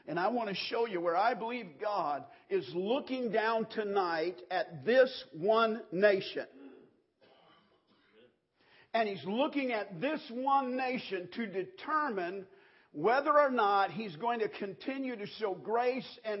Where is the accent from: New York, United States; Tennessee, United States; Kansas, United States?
Kansas, United States; growing up in Kansas, 110 in the shade, baling hay